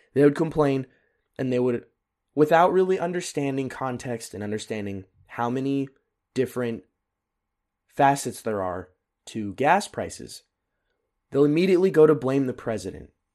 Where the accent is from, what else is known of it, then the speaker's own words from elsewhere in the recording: United States; now in Germany; As an American